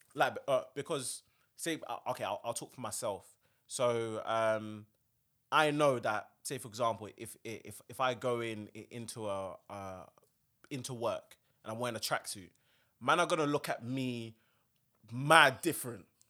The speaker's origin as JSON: {"language": "English", "region": "South London", "country": "United Kingdom", "tie": "born or raised there", "said": "I grew up in South"}